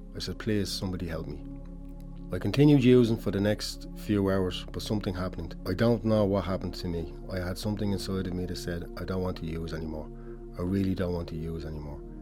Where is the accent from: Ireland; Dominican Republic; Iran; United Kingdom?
Ireland; Dublin, Leinster; I grew up in Ballymun, born and bred.